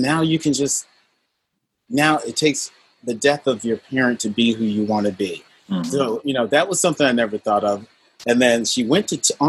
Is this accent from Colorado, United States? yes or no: no; Wethersfield, Connecticut, United States; I grew up in Wethersfield, Connecticut